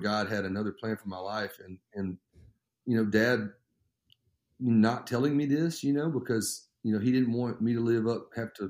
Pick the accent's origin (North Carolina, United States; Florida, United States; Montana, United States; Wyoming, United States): Florida, United States; I was born in Florida. My parents were living down there. My dad was going to a Bible college